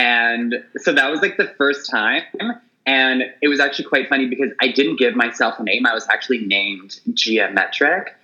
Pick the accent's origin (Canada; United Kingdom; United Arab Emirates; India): Canada; Toronto, Ontario; moved away as an adult; also born or lived in Montreal; now in Vancouver, Canada; So I was born and raised in Toronto. I lived in Montreal for a year. I'm now in Vancouver